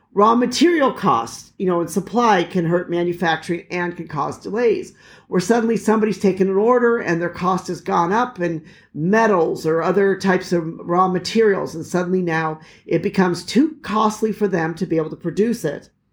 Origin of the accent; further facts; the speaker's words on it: United States; moved away; as an American